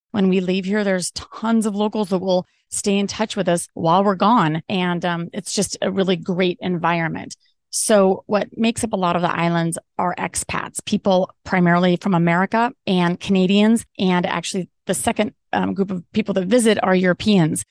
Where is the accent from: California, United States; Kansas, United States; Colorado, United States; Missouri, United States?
Colorado, United States; moved away as an adult; also born or lived in Maui, Hawaii / Belize; I'm originally from Colorado, then moved to Maui for five years